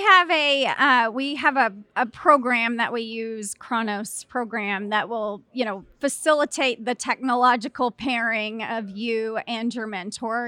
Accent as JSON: {"language": "English", "town": "Clyde", "region": "Texas", "country": "United States", "said": "Originally from Clyde, Texas"}